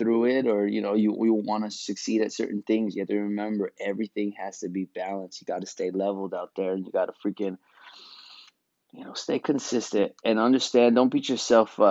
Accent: New York, United States; growing up in New York

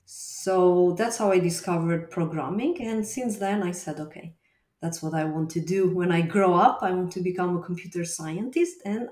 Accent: Berat, Berat County, Albania; English is a second language; moved away as an adult; also born or lived in Rome, Italy / Bologna, Italy; now in Glasgow, United Kingdom; I'm Albanian. I was born and raised in Berat. And afterwards, after my high school, I left, went to Rome, where I studied computing science. And after that, in Bologna, where I did my PhD.

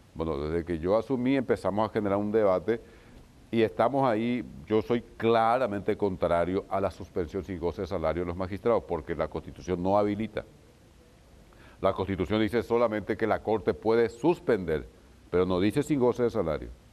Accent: Isla Umbú, Ñeembucú, Paraguay; el juez de Isla Umbu que es mi pueblo

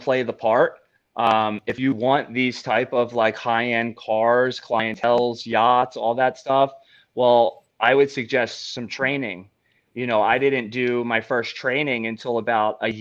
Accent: Philadelphia, Pennsylvania, United States; I'm from Philly

